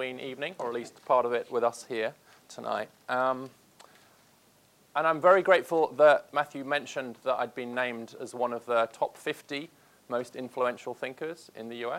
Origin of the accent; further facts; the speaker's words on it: Peterborough, East of England, United Kingdom; moved away as an adult; now in United States; when we were growing up in Peterborough